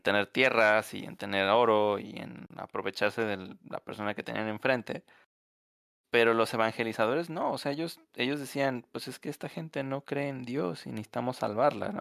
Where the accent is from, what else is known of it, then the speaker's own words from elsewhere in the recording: Mexico; como mexicano